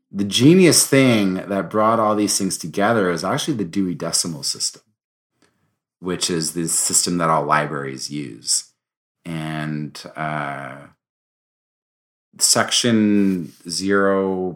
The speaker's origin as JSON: {"language": "English", "country": "France", "tie": "born or raised there", "said": "I grew up in France"}